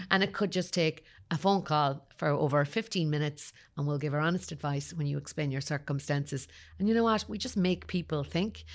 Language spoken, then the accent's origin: English; Kerry, Munster, Ireland; moved away; also born or lived in Dublin / Cork; I suppose I'm from Kerry originally